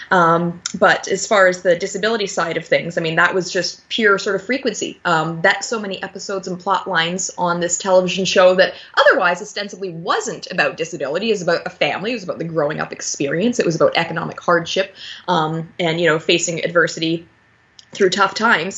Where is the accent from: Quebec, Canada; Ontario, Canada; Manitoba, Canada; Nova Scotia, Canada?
Ontario, Canada; Niagara Falls; Niagara Falls, my hometown